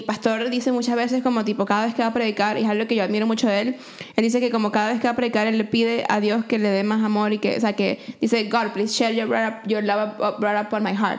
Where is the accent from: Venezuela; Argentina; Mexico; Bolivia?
Venezuela; now in Canada; mi mismo upbringing en Venezuela